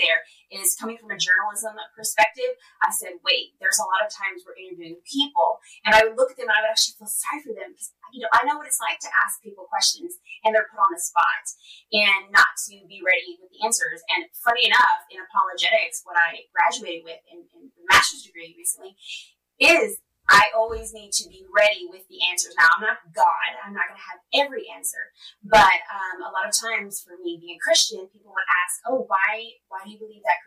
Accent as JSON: {"language": "English", "region": "Texas", "country": "United States", "also_born_or_lived": "Los Angeles, California", "moved": "as an adult", "said": "Well, I'm from Texas. I'm back home in Texas."}